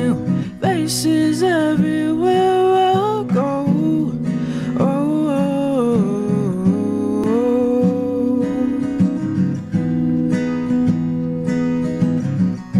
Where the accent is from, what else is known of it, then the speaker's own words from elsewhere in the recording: Chicago, Illinois, United States; I'm from Chicago, the South Side, over there